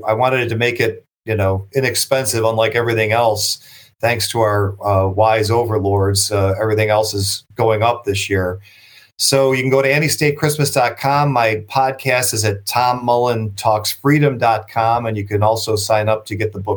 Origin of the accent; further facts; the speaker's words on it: Buffalo, New York, United States; I'm from Buffalo